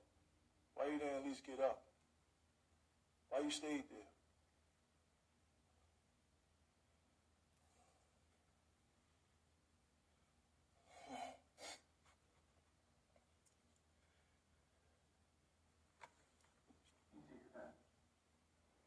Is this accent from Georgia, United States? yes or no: no; New York, United States; I'm from New York